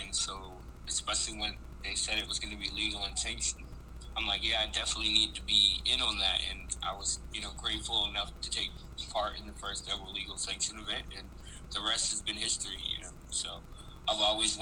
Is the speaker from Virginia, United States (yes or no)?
yes; Virginia Beach, Virginia, United States; also born or lived in Chesapeake, Virginia / Maryland; I was born in Chesapeake. I grew up in Virginia Beach.